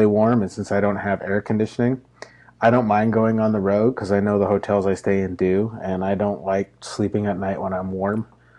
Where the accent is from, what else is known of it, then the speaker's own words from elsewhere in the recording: Montana, United States; moved away; I'm from Montana, got to drive 2 hours to get to anywhere.